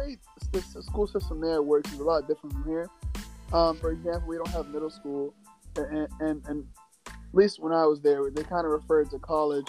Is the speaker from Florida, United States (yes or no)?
yes; Florida, United States; born there; also born or lived in Bahamas; So I was born in Florida.